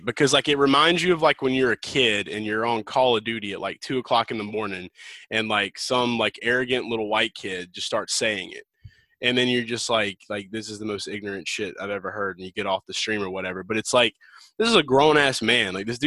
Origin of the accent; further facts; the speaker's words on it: the South, United States; I'm from the South